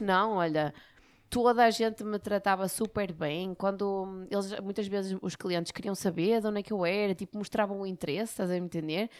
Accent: Barcelos, Norte, Portugal; eu sou de Barcelos, não é? Eu trabalhava em Barcelos

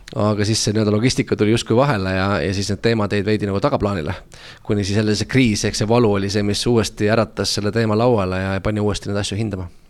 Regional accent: Tallinn, Harju County, Estonia; ma tulen Tallinnast, olen siin äh, üles kasvanud

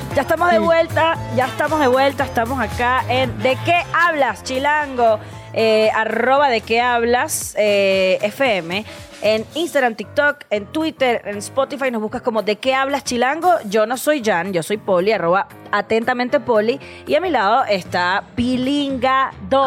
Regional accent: Venezuela; now in Mexico City, Mexico; soy venezolana

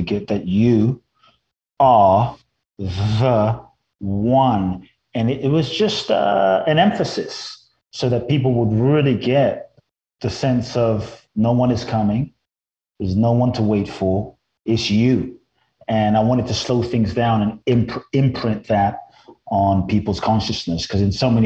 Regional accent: London, United Kingdom; moved away as an adult; also born or lived in Mexico; now in Los Angeles, United States; I grew up in London, and then I've lived in Los Angeles for pretty much over half my life now, since I was 18

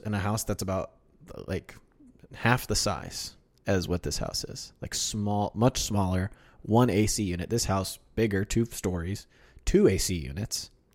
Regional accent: Kansas City, United States; also born or lived in Wichita, Kansas; I'm from Wichita and also Kansas City

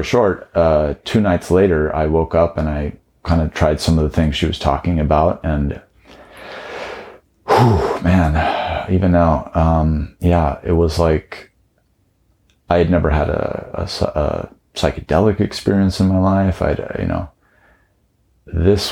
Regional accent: Taos, New Mexico, United States; I grew up in Taos, New Mexico

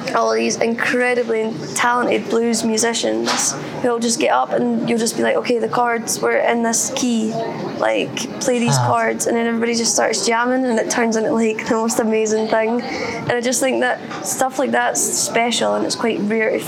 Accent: West Lothian, Scotland, United Kingdom; technically I'm from West Lothian.

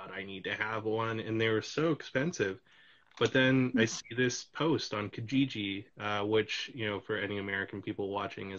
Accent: Canada; I'm from Canada

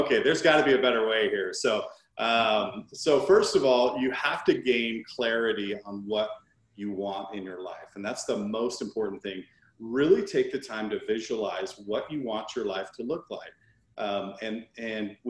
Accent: Seattle, Washington, United States; My younger brother, we grew up in the Washington, Seattle area

